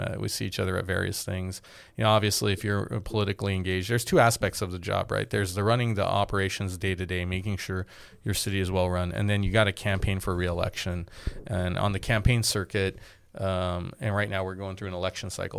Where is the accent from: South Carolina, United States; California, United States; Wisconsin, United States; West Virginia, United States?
California, United States; Glendale; also born or lived in Boston; I grew up in Glendale